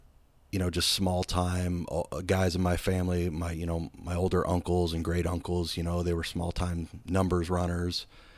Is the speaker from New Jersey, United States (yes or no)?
no; Erie, Pennsylvania, United States; Yeah, I grew up in Erie, Pennsylvania, and my neighborhood was called Little Italy, and it was a bunch of, you know, either first, second, third, fourth generation Italian immigrants